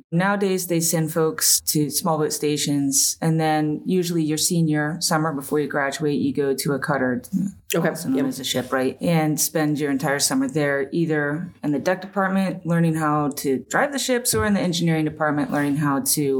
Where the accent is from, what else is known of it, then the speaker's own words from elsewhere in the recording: Wichita, Kansas, United States; moved away; I'm from Kansas originally, yep. Born and raised, good old Wichita, Kansas.